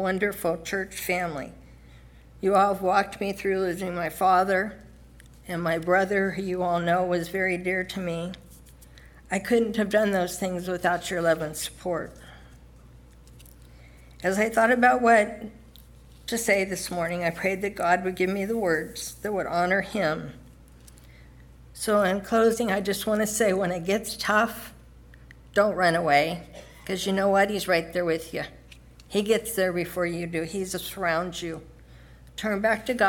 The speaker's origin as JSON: {"language": "English", "region": "Southern California", "country": "United States", "tie": "born or raised there", "said": "I was born and raised in Southern California"}